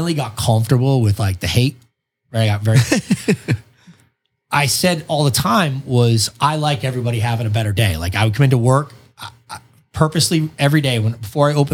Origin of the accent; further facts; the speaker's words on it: Boston, Massachusetts, United States; moved away; I came from Boston where like, you go to a bar just to debate your buddies all night.